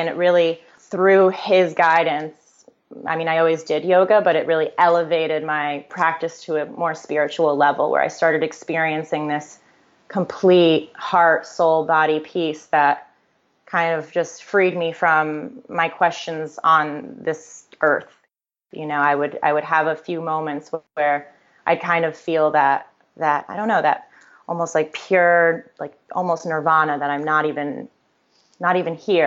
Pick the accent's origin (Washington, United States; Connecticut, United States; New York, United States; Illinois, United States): Connecticut, United States; I was born and raised in Connecticut.